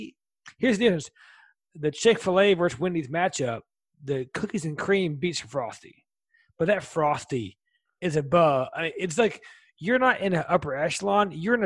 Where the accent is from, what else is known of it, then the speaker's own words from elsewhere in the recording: the South, United States; So even though I'm from the South